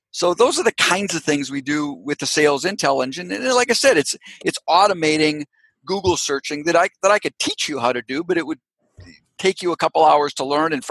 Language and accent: English; Canada; born there; Guess what? I was born in Canada. I've got uh, family members in Canada.